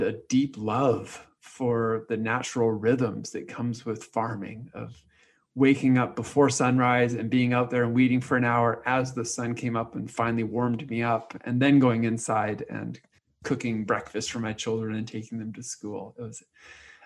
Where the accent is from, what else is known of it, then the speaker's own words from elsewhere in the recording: Canada; moved away as an adult; also born or lived in Texas / Africa; move back to Canada to be in my home country and also close to my parents